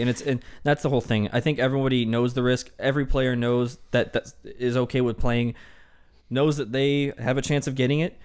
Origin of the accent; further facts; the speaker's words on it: Michigan, United States; I'm from Michigan